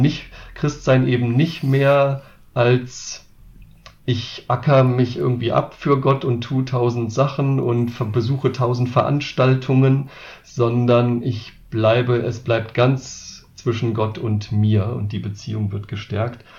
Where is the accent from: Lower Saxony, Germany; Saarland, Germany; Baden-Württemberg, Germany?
Lower Saxony, Germany; Wolfsburg; now in Marburg, Germany; ich komme auch selbst aus der Bewegung aus Wolfsburg, dort aus der Stadtmission, bin da zum Glauben an Jesus gekommen